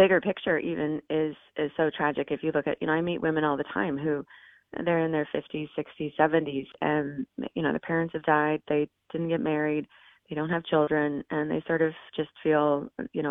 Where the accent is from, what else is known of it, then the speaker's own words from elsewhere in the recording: Oregon, United States; moved away; I grew up in Oregon, and there's a reason I don't live in Oregon